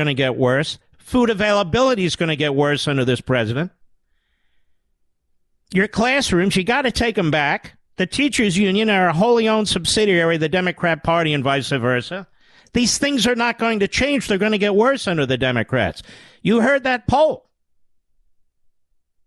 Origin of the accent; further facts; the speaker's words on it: Pennsylvania, United States; I grew up in Pennsylvania